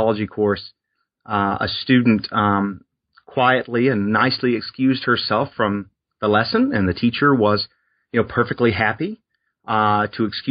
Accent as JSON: {"language": "English", "region": "South Alabama on the Gulf Coast", "country": "United States", "tie": "born or raised there", "said": "I grew up in South Alabama on the Gulf Coast"}